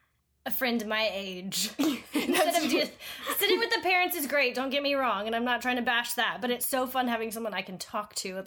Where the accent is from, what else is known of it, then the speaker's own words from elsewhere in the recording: Nashville, Tennessee, United States; also born or lived in Georgia / Alabama; I am from Nashville, born and raised